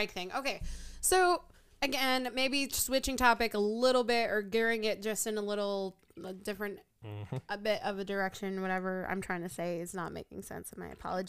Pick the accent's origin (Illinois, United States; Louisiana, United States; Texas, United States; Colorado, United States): Illinois, United States; Chicago; growing up in Chicago...